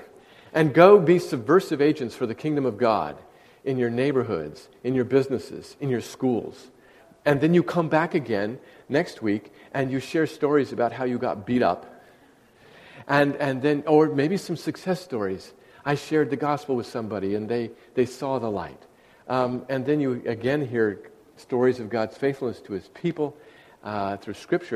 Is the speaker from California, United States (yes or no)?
yes; Northern California, United States; moved away as an adult; now in Southern California, United States; I grew up in Northern California